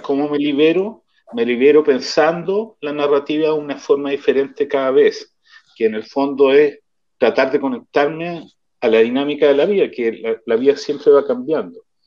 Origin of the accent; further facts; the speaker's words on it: Chile; moved away as an adult; now in Israel; todos venimos de Chile, que es un clima distinto